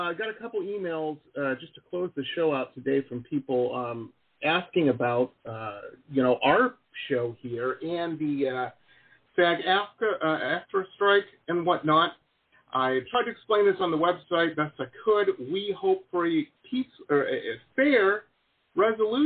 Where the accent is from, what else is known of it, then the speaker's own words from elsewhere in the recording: Detroit, Michigan, United States; I grew up in Metro Detroit, you know, I'm got union in my blood